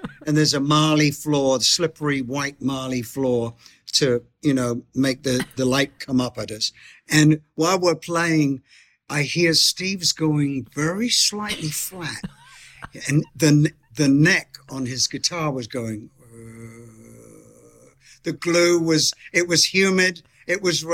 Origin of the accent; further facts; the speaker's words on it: Bromley, London, United Kingdom; also born or lived in Beckenham; I was born in Beckenham Hospital and lived in the area of Bromley.